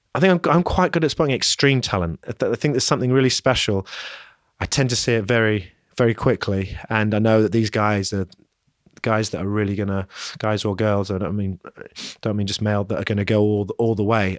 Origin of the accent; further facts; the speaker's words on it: London, United Kingdom; moved away; also born or lived in Leeds; growing up in London and then moving north to Leeds